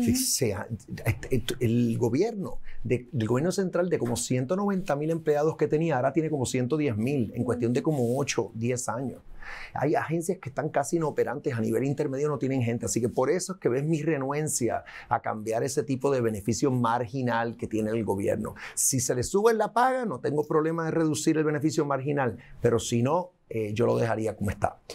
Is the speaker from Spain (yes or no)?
no; Puerto Rico